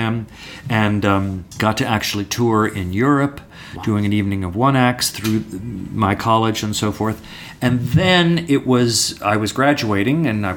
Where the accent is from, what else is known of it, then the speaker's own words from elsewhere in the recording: San Francisco Bay Area, California, United States; I'm from the San Francisco Bay Area, and I was going along through junior high school